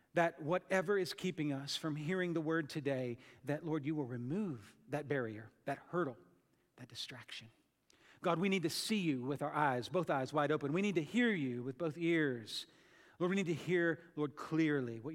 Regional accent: United States; as American thinkers

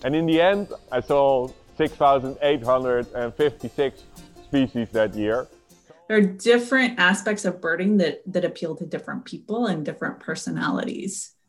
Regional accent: Seattle, Washington, United States; I grew up in the Seattle area

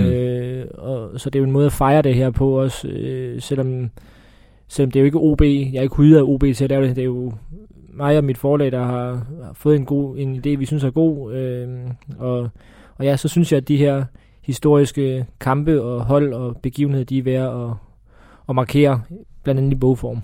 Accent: Odense, Southern Denmark, Denmark; jeg er fra Fyn, det er ikke nogen hemmelighed, og det er heller ikke nogen hemmelighed, at jeg er vokset op på Odense Stadion

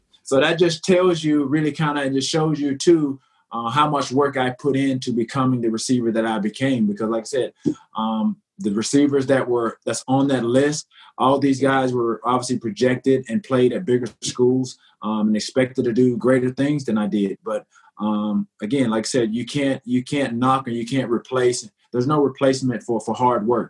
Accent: the South, United States; growing up in the South, with my grandmother, by my grandmother

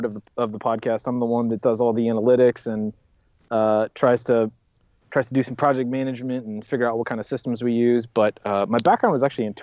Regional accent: California, United States; I'm a Californian

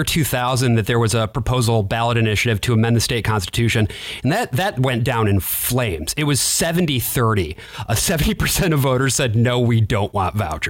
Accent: Grand Rapids, Michigan, United States; I grew up in Grand Rapids, which is the same city that Betsy DeVos grew up in. I went to Grand Rapids Christian Schools, which are the schools that she funded. I graduated from Calvin College

